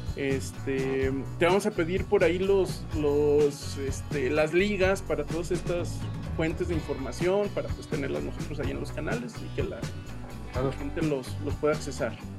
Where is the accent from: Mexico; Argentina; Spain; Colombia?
Mexico; Aguascalientes; now in Saltillo, Mexico; yo soy de Aguascalientes y en Aguascalientes somos muy persinados